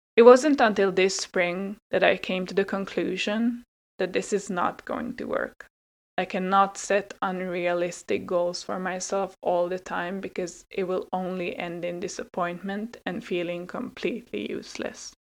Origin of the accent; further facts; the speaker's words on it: Hungary; English is a second language; moved away as an adult; also born or lived in Finland; I was born in Finland but grew up in Hungary